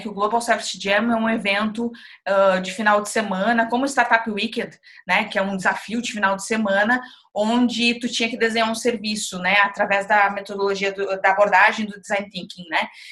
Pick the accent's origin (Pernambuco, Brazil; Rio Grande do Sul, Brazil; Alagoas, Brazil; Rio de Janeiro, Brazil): Rio Grande do Sul, Brazil; Dom Pedrito; Eu sou do, do interior do Rio Grande do Sul, falo, eu falo com muito orgulho que eu sou de Dom Pedrito